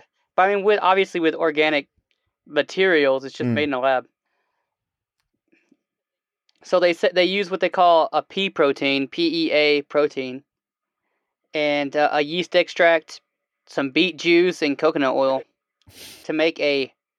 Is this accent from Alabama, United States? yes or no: yes; Alabama, United States; Yeah, I grew up in Alabama.